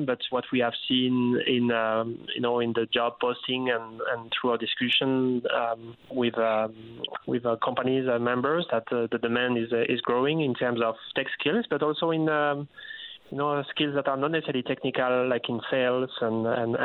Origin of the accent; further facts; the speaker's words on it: France; moved away as an adult; also born or lived in Africa; now in Newfoundland and Labrador, Canada; I'm usually from France